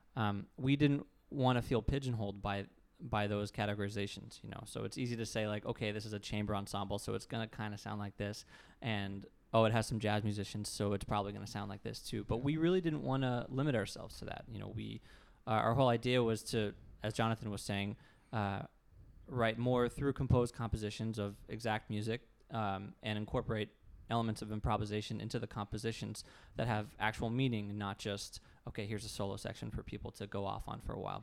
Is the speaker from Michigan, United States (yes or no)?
no; Tarpon Springs, Florida, United States; moved away as an adult; also born or lived in Jacksonville, Florida / Boston / New York; up in Tarpon Springs, Florida, which is near Tampa